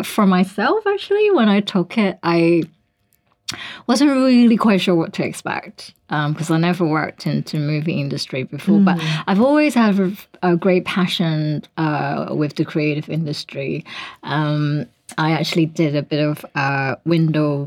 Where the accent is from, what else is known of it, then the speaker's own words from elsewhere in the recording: Hong Kong; moved away as an adult; now in Singapore; originally from Hong Kong